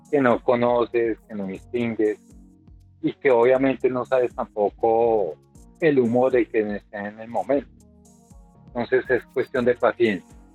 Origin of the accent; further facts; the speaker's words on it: Bogotá, Bogotá Capital District, Colombia; Bueno, yo soy de acá de Bogotá